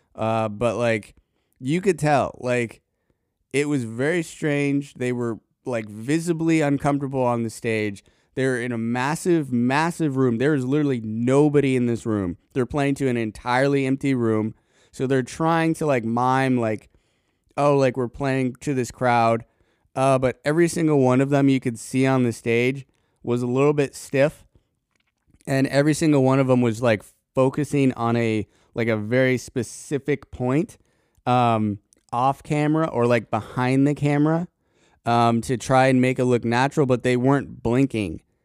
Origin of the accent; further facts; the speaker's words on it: Colorado, United States; now in Tennessee, United States; at least when I was living there